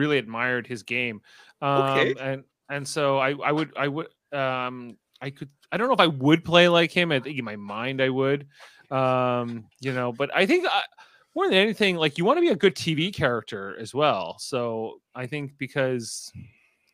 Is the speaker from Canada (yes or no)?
yes; Canada; And I'm from Canada